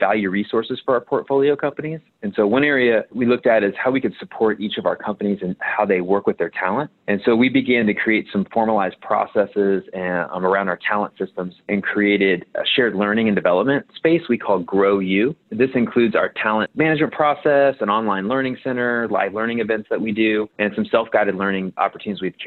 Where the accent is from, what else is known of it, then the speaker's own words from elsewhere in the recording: Cincinnati, Ohio, United States; moved away as an adult; also born or lived in Indiana; I'm originally from Cincinnati, Ohio, near a suburb near where Kings Island is.